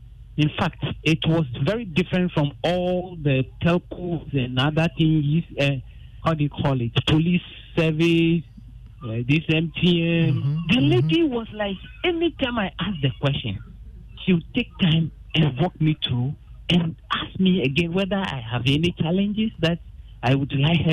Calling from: Adenta, Greater Accra, Ghana; Yes, I'm calling from Adenta.

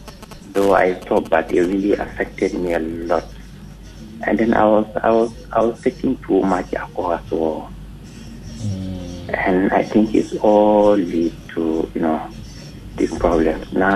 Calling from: East Legon, Greater Accra, Ghana; Yes, I'm here from East Lego.

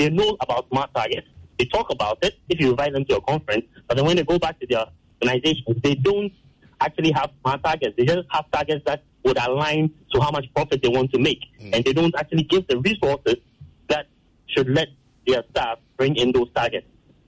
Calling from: Accra, Greater Accra, Ghana; I'm calling from Airport.

